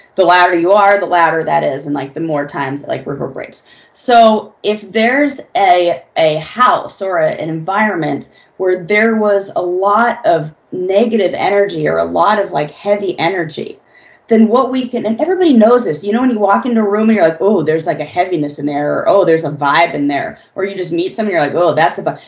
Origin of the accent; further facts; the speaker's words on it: Los Angeles, California, United States; also born or lived in San Francisco; I'm born and raised in Los Angeles.